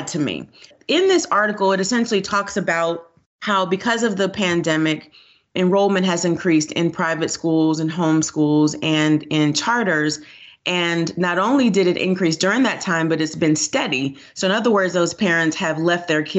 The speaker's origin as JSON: {"language": "English", "town": "Miami", "region": "Florida", "country": "United States", "tie": "born or raised there", "moved": "as an adult", "lives_now": "Georgia, United States", "said": "I grew up in Florida. I got a great public education, and I'm a product of school choice."}